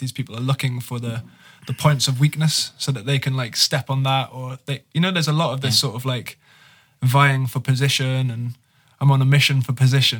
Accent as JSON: {"language": "English", "town": "Petaluma", "region": "California", "country": "United States", "said": "I'm from Petaluma"}